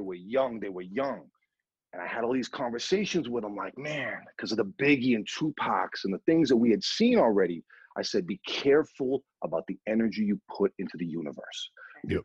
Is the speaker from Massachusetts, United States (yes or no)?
yes; Boston, Massachusetts, United States; I'm from Boston